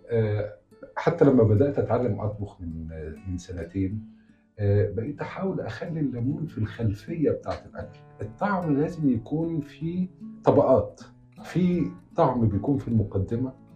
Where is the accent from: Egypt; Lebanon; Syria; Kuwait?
Egypt; Upper Egypt; now in Cairo, Egypt; انا لحد ما جيت القاهره من الصعيد